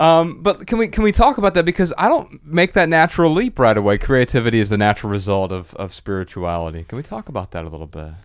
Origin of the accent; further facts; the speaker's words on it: Dayton, Ohio, United States; moved away; We're from Dayton, Ohio